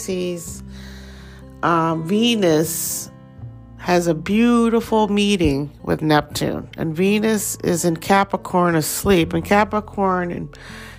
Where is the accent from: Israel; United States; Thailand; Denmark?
Thailand; accent: Thai; Just heard my little Thai accent come out there